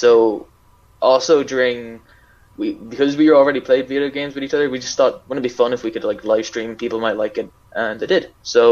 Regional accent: Ireland

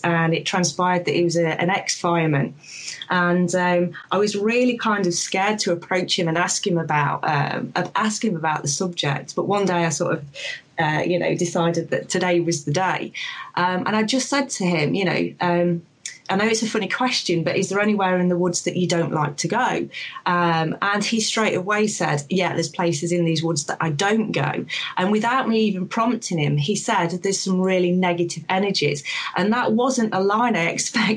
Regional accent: Sherwood Forest, Nottinghamshire, East Midlands, United Kingdom; I'm originally from Sherwood Forest, from Nottinghamshire, sort of the village there.

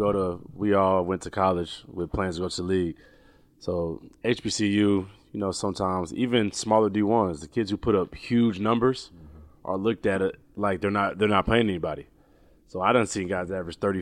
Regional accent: Savannah, Georgia, United States; I was from Savannah

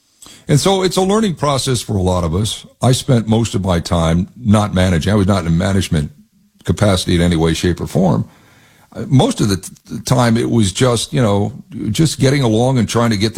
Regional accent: East Coast, United States; also born or lived in Ohio; Yeah, that's great. That's great. But you know, I'm really from the East Coast.

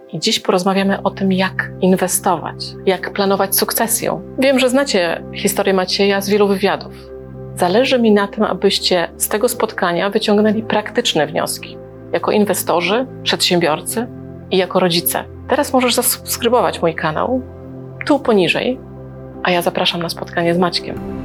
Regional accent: Gdańsk, Pomeranian Voivodeship, Poland; also born or lived in Libya; też jestem z Gdańska

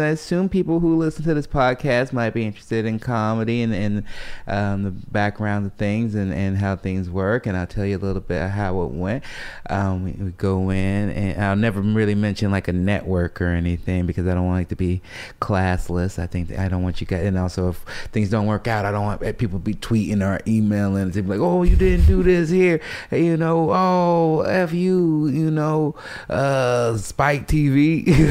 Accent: Chicago, Illinois, United States; chubby poor kid growing up in South Side of Chicago

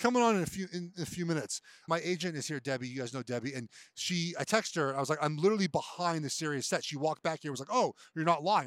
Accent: Los Angeles, California, United States; now in Charlotte, United States; I grew up in Los Angeles

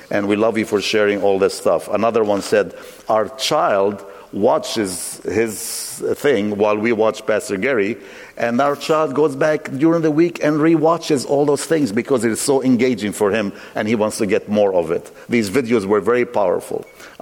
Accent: Lebanon; moved away; I grew up in Lebanon, civil wars ravaged us

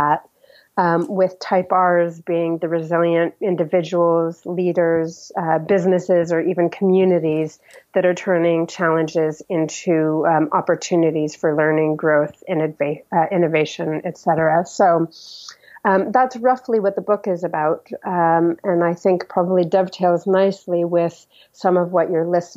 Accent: United States; moved away as an adult; now in United Kingdom; as an American living here long-term in the UK

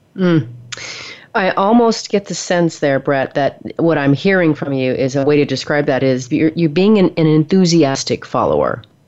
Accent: the Northwest, Pacific Northwest, United States; moved away as an adult; now in Texas, United States; I've only been in Texas for 15 years. I'm from the Northwest originally

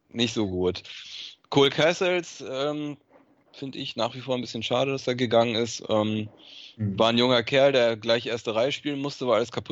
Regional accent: Germany; Und, und, ich bin auch Deutscher, ist kein Grund, mich zu verpflichten.

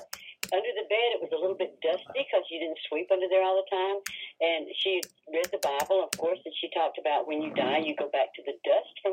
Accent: near Montgomery, Alabama, United States; moved away; my hometown area near Montgomery, Alabama

